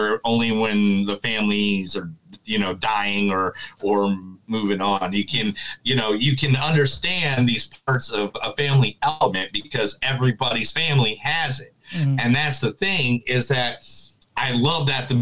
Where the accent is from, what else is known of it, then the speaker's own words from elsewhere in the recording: United States; I also grew up in like a very, you know, in Southside, Chicago, Northern Indiana area where it was just every mixture of person.